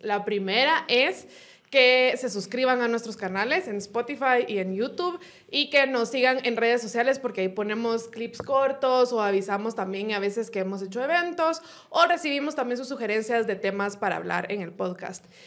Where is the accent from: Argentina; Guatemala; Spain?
Guatemala; como buenos chapines